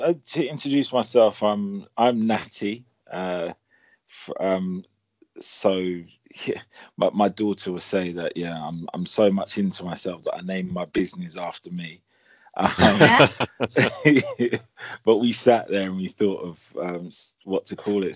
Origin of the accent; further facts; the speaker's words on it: London, United Kingdom; moved away as an adult; now in Portsmouth, United Kingdom; houses that we grew up in in Chelsea and Streatham with huge ceilings